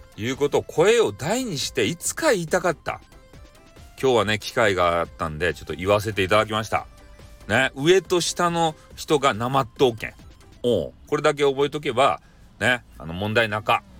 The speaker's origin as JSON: {"language": "Japanese", "region": "Fukuoka", "country": "Japan", "accent": "Hakata dialect", "said": "俺の博多弁がねめちゃめちゃなまっとる"}